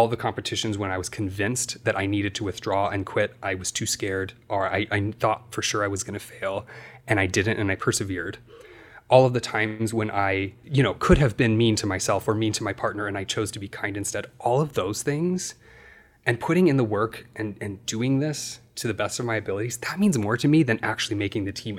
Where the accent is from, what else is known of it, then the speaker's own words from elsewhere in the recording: Iowa, United States; I was a kid from Iowa trying to play football and soccer and do what all the other boys in my community did